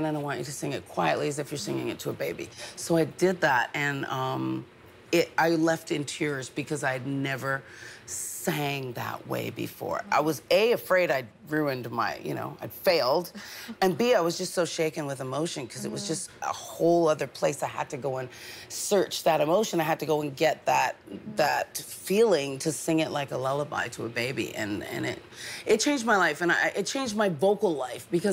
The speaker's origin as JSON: {"language": "English", "town": "London", "region": "Ontario", "country": "Canada", "tie": "born or raised there", "also_born_or_lived": "Manchester, England", "moved": "yes", "lives_now": "Montreal, Canada", "said": "I was actually born in Manchester, England, which is the north of England. They don't like to get confused with the Londoners. But I was raised in Ontario. We came over when I was four"}